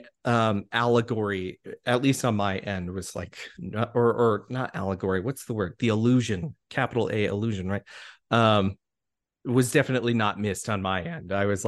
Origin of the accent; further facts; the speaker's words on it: Colorado, United States; So I grew up in Colorado. That was where I spent most of my childhood, you know, and I grew up in a community that at the time was growing